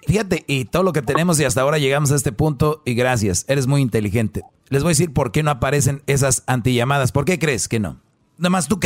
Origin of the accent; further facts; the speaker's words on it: Honduras; Yo soy de Honduras, po.